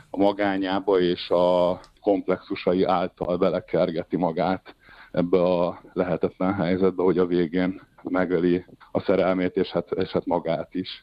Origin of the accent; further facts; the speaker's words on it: Hungary; moved away as an adult; now in Switzerland; ez volt az első nagy szerepem Magyarországon, a saját szülővárosomban